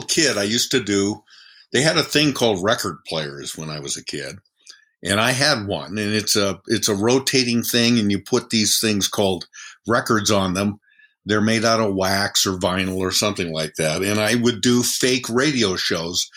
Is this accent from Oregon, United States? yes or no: yes; Bend, Oregon, United States; moved away as an adult; now in Seattle, United States; my hometown of Bend, Oregon